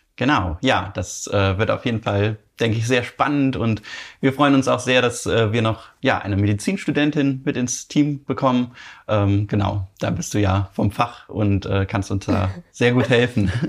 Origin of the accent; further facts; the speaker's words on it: Cologne, North Rhine-Westphalia, Germany; wir kommen ja beide hier aus Köln